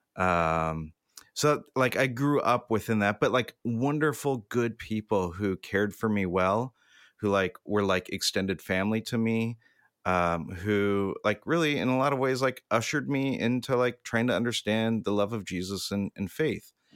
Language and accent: English; Southern California, United States; I grew up in Southern California, I've been here my entire life